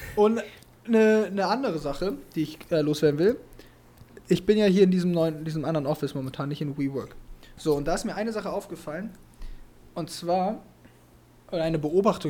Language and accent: German; Germany